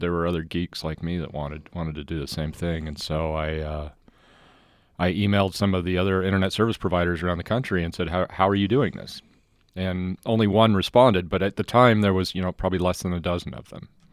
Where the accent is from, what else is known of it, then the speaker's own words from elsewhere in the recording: Bountiful, Utah, United States; Bountiful. I grew up